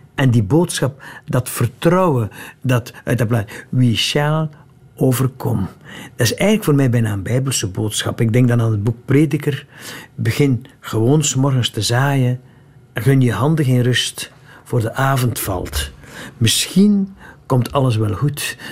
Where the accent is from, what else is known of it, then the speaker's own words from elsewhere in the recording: West Flanders, Belgium; in West-Vlaanderen, van waar ik kom